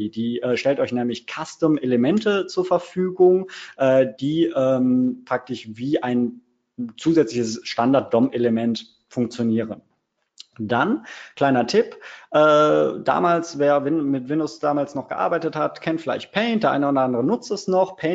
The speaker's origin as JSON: {"language": "German", "town": "Cologne", "region": "North Rhine-Westphalia", "country": "Germany", "tie": "born or raised there", "said": "Ich bin äh, Kölsche Jung, das heißt, ich komme aus der wunderschönen Domhauptstadt Köln."}